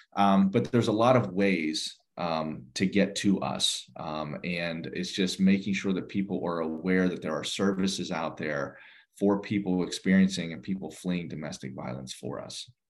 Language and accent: English; outside Pittsburgh, Western Pennsylvania, United States; now in Fairfax County, United States; I grew up in the in the Western Pennsylvania um, area, uh, just outside of uh, Pittsburgh